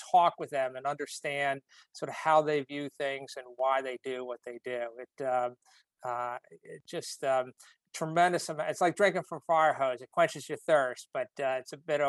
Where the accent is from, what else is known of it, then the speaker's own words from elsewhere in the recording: New Britain, Connecticut, United States; I grew up in New Britain, Connecticut, which was at the time called the hardware capital of the world.